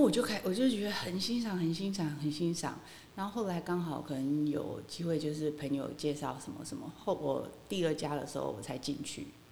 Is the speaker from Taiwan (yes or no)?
yes; Kinmen County, Taiwan; moved away; 因为我在那边土生土长嘛